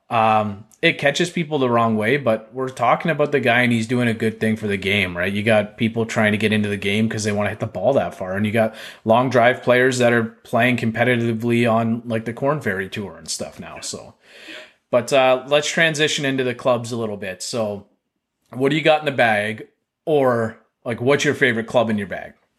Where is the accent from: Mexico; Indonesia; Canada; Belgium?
Canada; I'm so Canadian